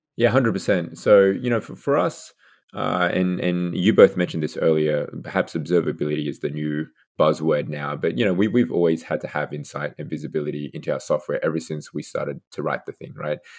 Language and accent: English; Australia; moved away as an adult; also born or lived in Seattle / Redmond; now in United States; I'm originally from Australia, so university, uh, back there.